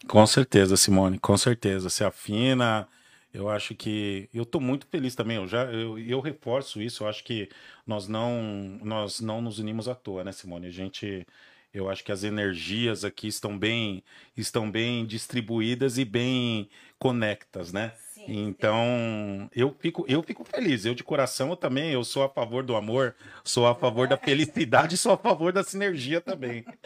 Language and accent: Portuguese; Santo André, São Paulo, Brazil; sou nascido e criado ali na Vila Merotom, em Santo André